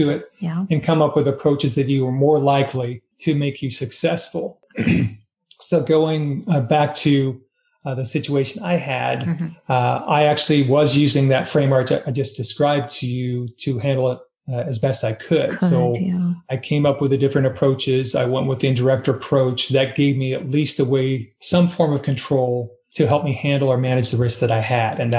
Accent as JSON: {"language": "English", "country": "United States", "said": "I am an American, but my heritage, like most people, is a blend of nationalities."}